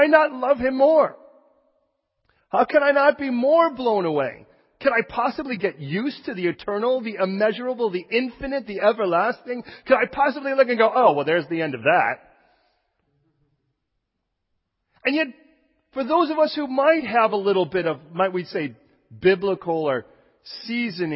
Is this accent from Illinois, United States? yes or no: yes; Chicago, Illinois, United States; now in California, United States; I was born in Chicago. And when I was born in Chicago, do you know what they called me? A Chicagoan. I talk like this